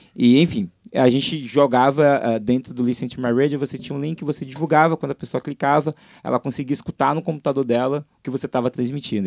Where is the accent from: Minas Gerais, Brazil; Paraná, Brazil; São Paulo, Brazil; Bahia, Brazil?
Bahia, Brazil; Salvador; moved away as an adult; now in Rio de Janeiro, Brazil; sou de Salvador, estou aqui no Rio há seis anos